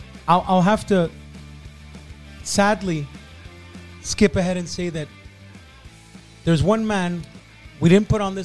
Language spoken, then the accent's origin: English; Canada; Me being Canadian